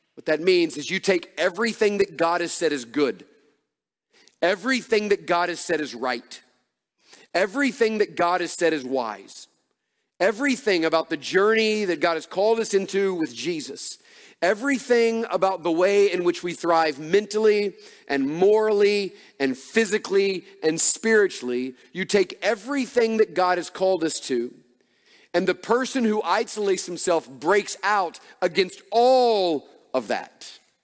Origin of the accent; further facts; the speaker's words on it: Atlanta, Georgia, United States; moved away as an adult; also born or lived in Dallas, Texas; now in Oconee County, Georgia, United States; we grew up in Atlanta and were in large churches.